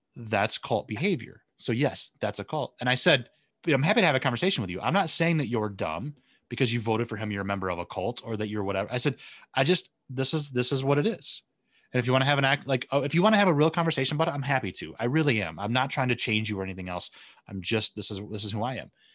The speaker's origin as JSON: {"language": "English", "region": "Southwest Michigan", "country": "United States", "tie": "born or raised there", "also_born_or_lived": "Oceanside, California", "moved": "as an adult", "said": "I grew up in, uh, Southwest Michigan"}